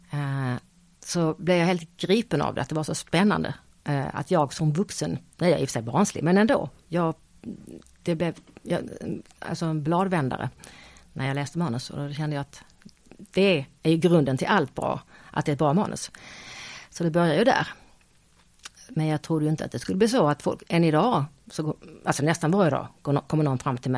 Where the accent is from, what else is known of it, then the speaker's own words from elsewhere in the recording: Skåne, Sweden; accent: Scanian; nej men jag, jag kan ju inte prata stockholmska, jag pratar ju skånska.